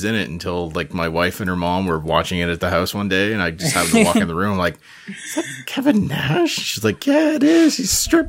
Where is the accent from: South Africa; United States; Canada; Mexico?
Canada; Because I'm Canadian.